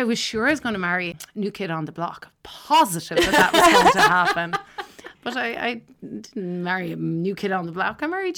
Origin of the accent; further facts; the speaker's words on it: Douro, Ireland; go home to Douro. And my hometown is, well, now it's so idyllic, right? When you're growing up there, it's just where you live.